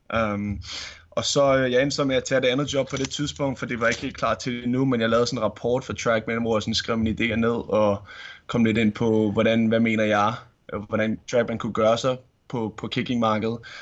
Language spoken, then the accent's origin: Danish; Vedbæk, Capital Region of Denmark, Denmark; det ligger i Vedbæk, uh, så det er lige, hvor jeg er vokset op uh, som lille, som lille knæk